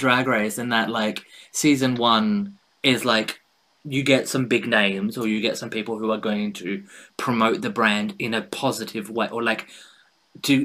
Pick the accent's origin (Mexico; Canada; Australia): Australia; now in United Kingdom; my hometown in Australia